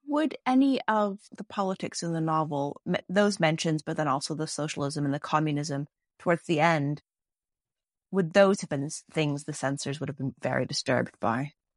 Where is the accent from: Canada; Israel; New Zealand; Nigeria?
Canada; also in Canada. Not as much Canadian children's fiction or Y A fiction either growing up